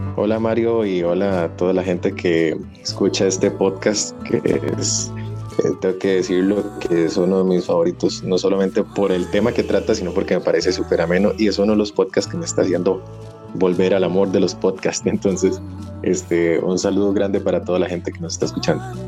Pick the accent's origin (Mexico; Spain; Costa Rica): Costa Rica; nosotros tenemos como costarricenses un pasado muy, no sé, glorioso